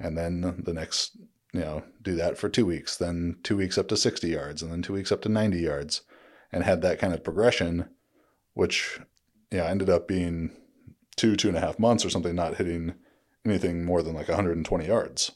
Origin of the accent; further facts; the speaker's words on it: Orange County, California, United States; growing up in Orange County